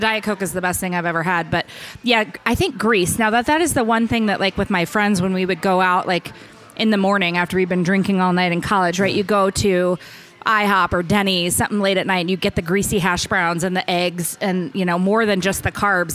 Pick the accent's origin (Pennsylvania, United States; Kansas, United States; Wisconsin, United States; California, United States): Kansas, United States; Hutchinson; moved away; I grew up in Hutchinson, which is near Wichita